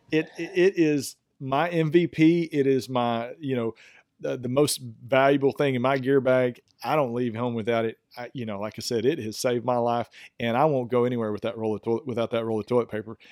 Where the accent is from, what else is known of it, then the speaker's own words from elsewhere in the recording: East Texas, United States; I am from East Texas